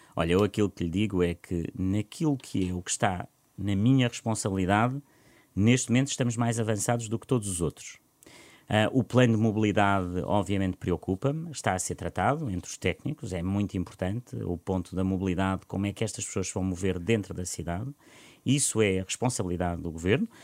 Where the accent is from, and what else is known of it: Portugal